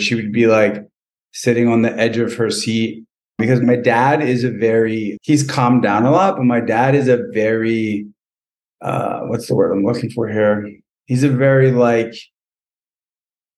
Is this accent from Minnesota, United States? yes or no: no; Lawrence, New Jersey, United States; I grew up in Lawrence, New Jersey, which is probably about a half an hour from Philly.